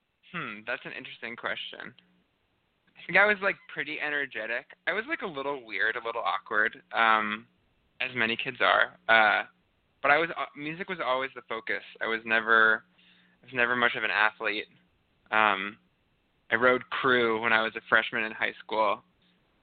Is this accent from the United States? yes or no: yes; Northampton, Massachusetts, United States; I'm actually from Northampton, Massachusetts, which is affectionately called Lesbianville.